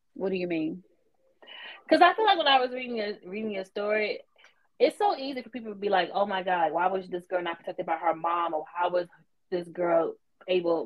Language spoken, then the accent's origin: English; the South, United States; I'm from the South too